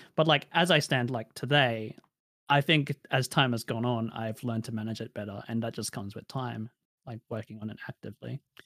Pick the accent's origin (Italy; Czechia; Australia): Australia; accent: Australian; I grew up in a rural area of Australia, a regional area of Australia